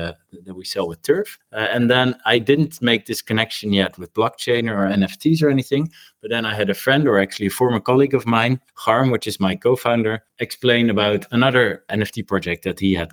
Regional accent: Rotterdam, South Holland, Netherlands; my hometown, which is Rotterdam here back in the Netherlands

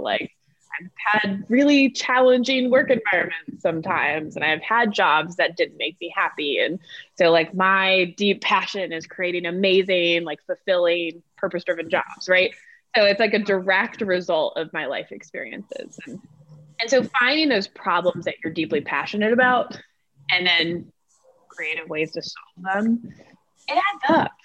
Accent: North Carolina, United States; born or raised there; moved away as an adult; also born or lived in Atlanta, Georgia

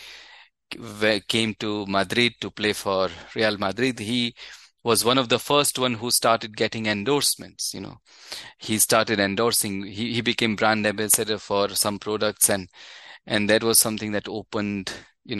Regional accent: Ahmedabad, Gujarat, India; moved away; I'm from Ahmedabad, so, you know, the home of Gujarat Titans

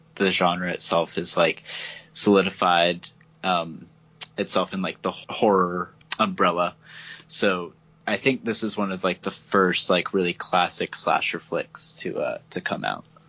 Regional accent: Texas, United States; we are actually both from Texas

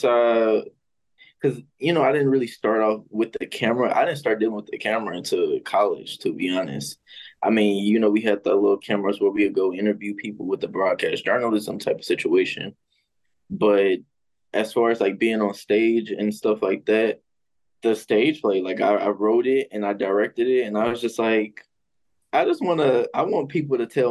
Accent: St. Louis, Missouri, United States; now in Atlanta, United States; I'm from St. Louis. I'm currently based in Atlanta, Georgia right now

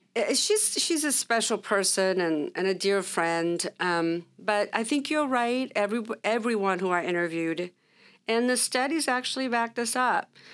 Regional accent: Orange County, California, United States; also born or lived in Sacramento; we grew up in Orange County

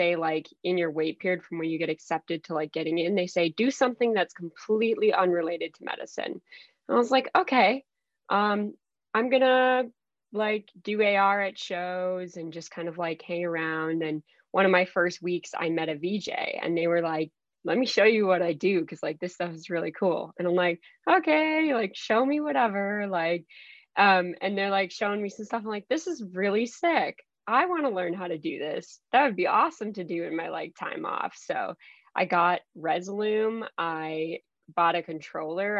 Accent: Minnesota, United States; also born or lived in Mexico; I grew up actually in Minnesota

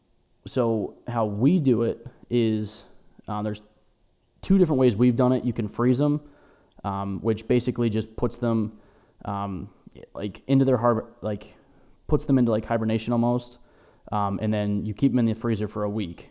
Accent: Erie, Pennsylvania, United States; we're from Erie, Pennsylvania.

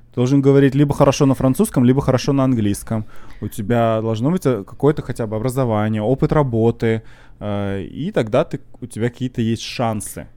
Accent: Russia; now in Canada; я из России

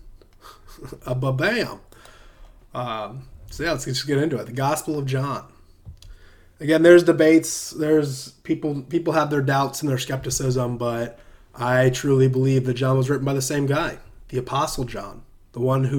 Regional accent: Southern United States, United States; accent: Southern American; It's my Southern American accent

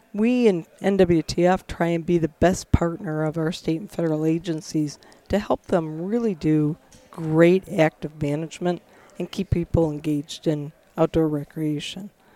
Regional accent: Michigan, United States; I'm I'm from Michigan, was raised there

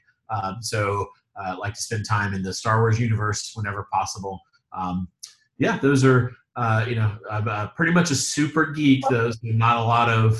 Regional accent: South Carolina, United States; now in North Carolina, United States; I'm from South Carolina

